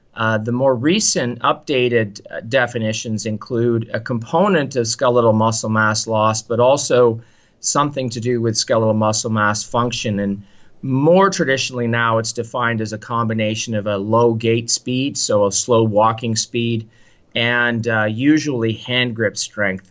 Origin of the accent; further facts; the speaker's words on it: Canada; I say this even as a Canadian